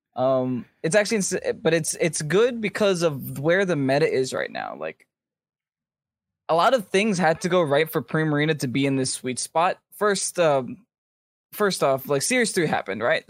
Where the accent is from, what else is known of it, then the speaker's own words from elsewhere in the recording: United States; I'm from America